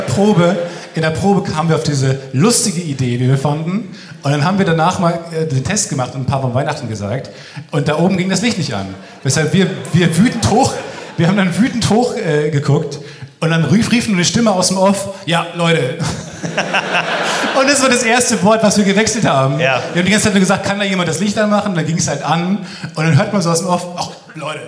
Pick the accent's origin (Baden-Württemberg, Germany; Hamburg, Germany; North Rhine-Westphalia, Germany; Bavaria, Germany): North Rhine-Westphalia, Germany; near Dortmund; ich komme aus der Ecke bei Dortmund eigentlich